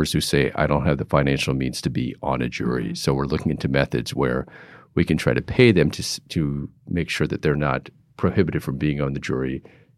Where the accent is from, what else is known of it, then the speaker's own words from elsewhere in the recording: Pittsburgh, Boston, East Coast, United States; moved away as an adult; also born or lived in New York / California; now in San Francisco, United States; I grew up on the East Coast, in Pittsburgh, Boston